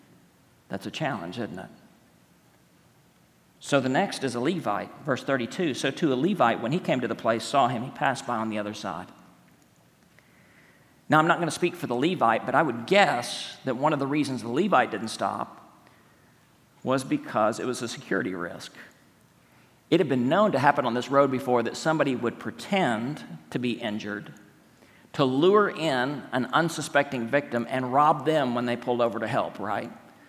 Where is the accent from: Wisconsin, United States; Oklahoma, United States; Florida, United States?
Oklahoma, United States; accent: Oklahoma; That's my Oklahoma accent.